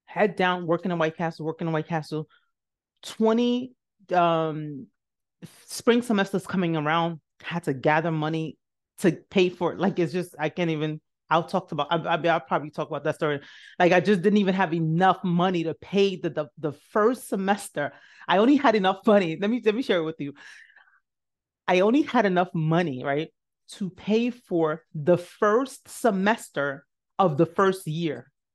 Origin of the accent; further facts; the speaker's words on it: New York City, New York, United States; also born or lived in Nigeria; I grew up in the South Bronx